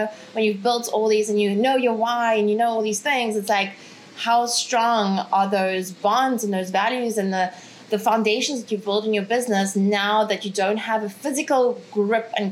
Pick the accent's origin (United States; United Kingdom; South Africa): South Africa; moved away as an adult; also born or lived in Ukraine; now in Bali, Indonesia; I'm originally from Ukraine, grew up in South Africa, live in beautiful Bali at the moment.